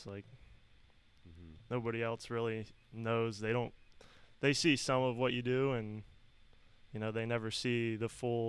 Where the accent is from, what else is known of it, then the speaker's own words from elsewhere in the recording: Danville, Pennsylvania, United States; born and raised in Danville.